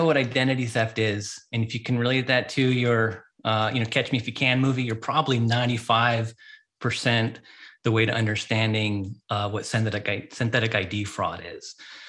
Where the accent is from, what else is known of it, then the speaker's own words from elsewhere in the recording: Japan; moved away as an adult; also born or lived in United States; continental United States when I was like 5 years old. Didn't come back until I was 20, in my 20s. So I grew up overseas in Japan.